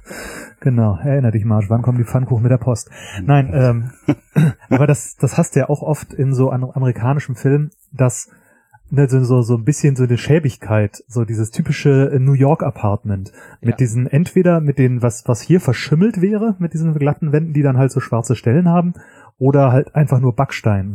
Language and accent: German; Göttingen, Lower Saxony, Germany; moved away; ich komme ursprünglich aus Göttingen